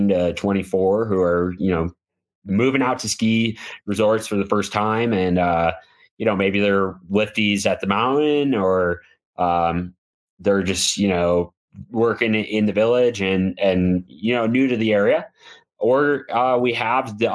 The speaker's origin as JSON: {"language": "English", "region": "Midwest", "country": "United States", "tie": "born or raised there", "moved": "as an adult", "said": "growing up in the Midwest"}